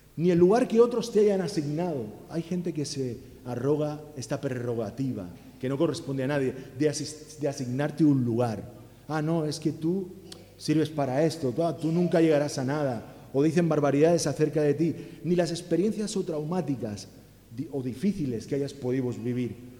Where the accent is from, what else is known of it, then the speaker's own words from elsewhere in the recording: Alicante, Valencian Community, Spain; now in Catalonia, Spain; Eh, pero en mi casa éramos valencianos, yo nací en Alicante